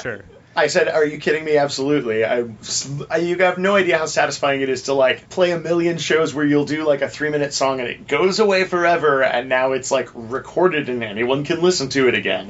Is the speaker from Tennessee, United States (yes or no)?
no; Orange County, California, United States; moved away as an adult; now in Los Angeles, United States